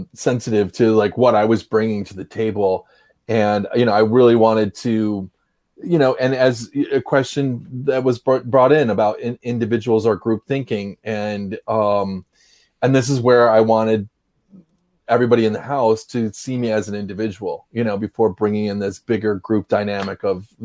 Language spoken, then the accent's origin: English; Upper Peninsula of Michigan, United States; I am from the Upper Peninsula of Michigan